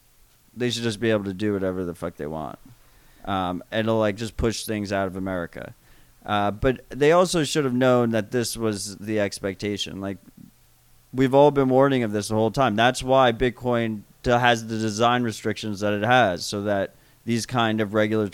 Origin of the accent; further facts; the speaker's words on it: United States; I'm an American person